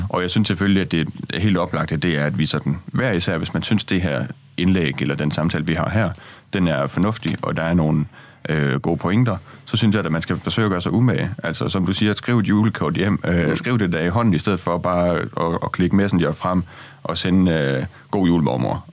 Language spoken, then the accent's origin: Danish; Jutland, Denmark; now in Copenhagen, Denmark; jeg er jo fra Jylland, og nu er jeg kommet til København